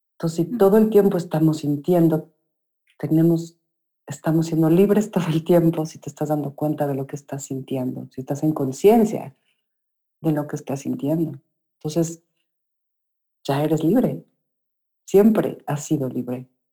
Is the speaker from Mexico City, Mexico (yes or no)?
yes; Mexico City, Mexico; cuando era niña compramos, eh, vivíamos en la Ciudad de México, en, Bosques del Lago, que es un lugar lleno de, es un bosque de eucaliptos con un lago. Y ahí crecí